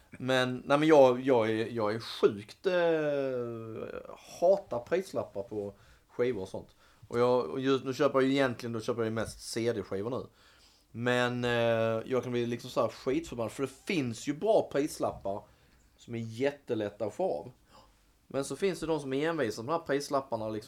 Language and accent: Swedish; Munka Ljungby, Skåne, Sweden; Jag växte upp i, i Munka Ljungby. Det var liksom, det var också litet